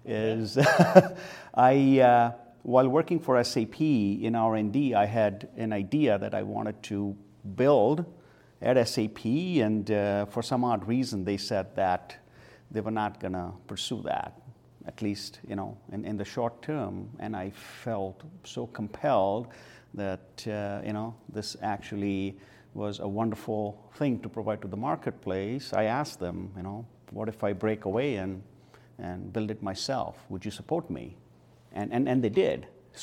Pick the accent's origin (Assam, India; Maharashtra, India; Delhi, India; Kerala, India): Maharashtra, India; Mumbai; now in Bethlehem, United States; When a lot of things were taken care of us, a lot of things that we would, ordinarily have to perform here were done for us as a part of growing up. So when I came to Bethlehem and then had to study